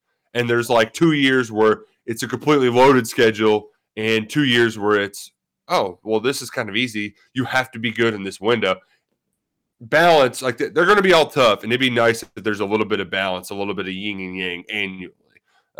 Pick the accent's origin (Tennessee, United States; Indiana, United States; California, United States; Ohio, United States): Ohio, United States; Youngstown; But, you know, I'm from Youngstown.